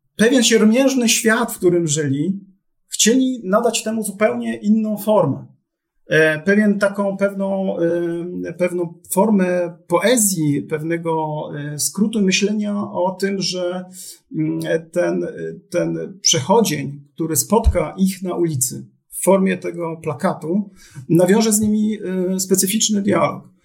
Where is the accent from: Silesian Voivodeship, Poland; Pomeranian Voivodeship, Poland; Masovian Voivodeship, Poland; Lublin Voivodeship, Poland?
Silesian Voivodeship, Poland; jestem z Brudnego Śląska.